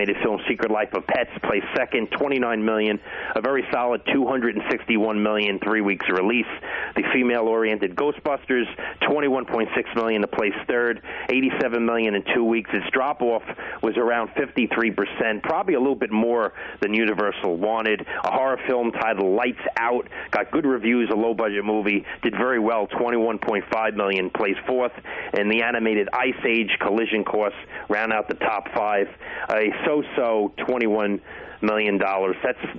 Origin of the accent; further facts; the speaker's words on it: Brooklyn, New York, United States; I grew up in Brooklyn, New York.